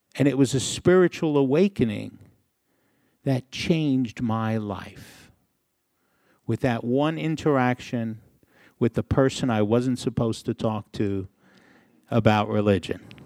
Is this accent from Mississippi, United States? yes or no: no; New York City, New York, United States; I grew up in a small city in the Northeast. Maybe you've heard of it, New York City